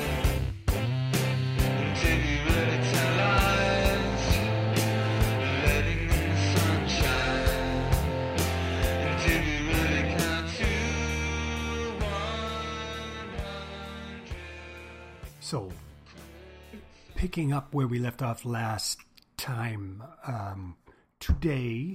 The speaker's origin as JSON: {"language": "English", "town": "Trenton", "region": "Ontario", "country": "Canada", "tie": "born or raised there", "said": "I was born in Trenton, Ontario"}